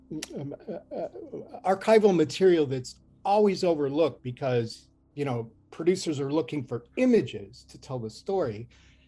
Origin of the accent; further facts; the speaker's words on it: Cleveland, Ohio, United States; moved away; my hometown is Cleveland, Ohio. I don't live there anymore